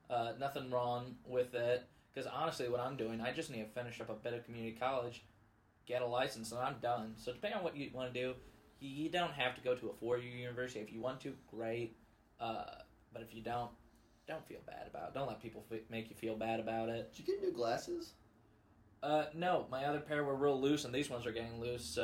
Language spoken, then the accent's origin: English; Festus, Missouri, United States; I am from Festus. I've moved around a lot